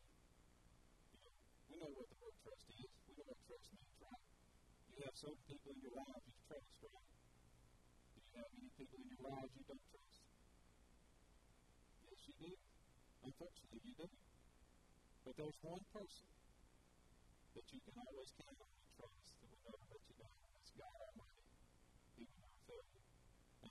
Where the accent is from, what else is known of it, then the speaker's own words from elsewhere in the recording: Milan, Tennessee, United States; After we were born, we grew up in Miami, Tennessee, and that's where I'm from